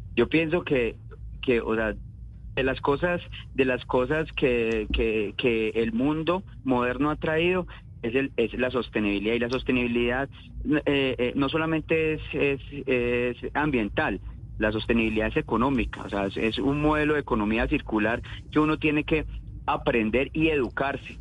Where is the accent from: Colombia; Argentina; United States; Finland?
Colombia; nosotros como colombianos